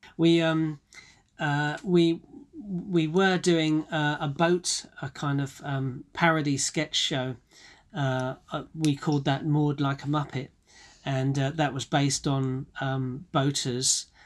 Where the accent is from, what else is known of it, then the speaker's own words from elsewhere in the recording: Bromley, London, United Kingdom; I was born and bred in Bromley in Kent